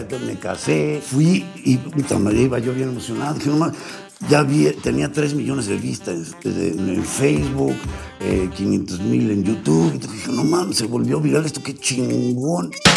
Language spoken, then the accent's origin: Spanish; Mexico City, Mexico; also born or lived in Hidalgo / Paris; De niño me trajeron, de, brazos me trajeron a la Ciudad de México. Entonces, básicamente soy chilango, ah, original chilango.